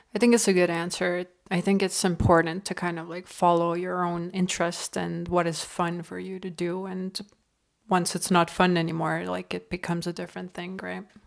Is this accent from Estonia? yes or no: yes; Estonia; now in Canada; I'm from Estonia, right, and we have one point three million people